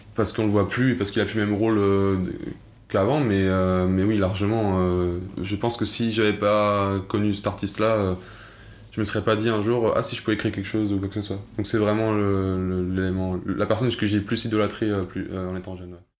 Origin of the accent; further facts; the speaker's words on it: Lyon, Auvergne-Rhône-Alpes, France; also born or lived in Angers; Je suis arrivé d'Angers à, Lyon. J'étais en CE2